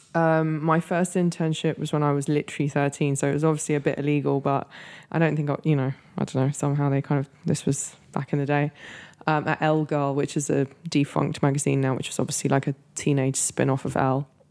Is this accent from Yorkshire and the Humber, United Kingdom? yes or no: no; London, United Kingdom; moved away as an adult; also born or lived in Los Angeles, United States / New York, United States / Mexico City, Mexico; I grew up in London